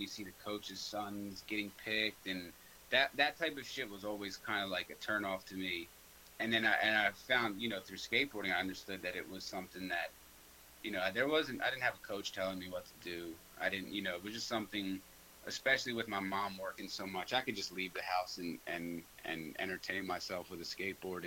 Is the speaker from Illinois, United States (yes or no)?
no; Norristown, Pennsylvania, United States; I grew up in Norristown.